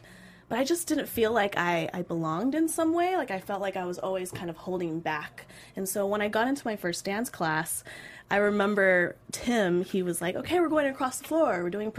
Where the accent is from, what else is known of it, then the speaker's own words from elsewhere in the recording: Irvine, California, United States; I was born and raised here in California.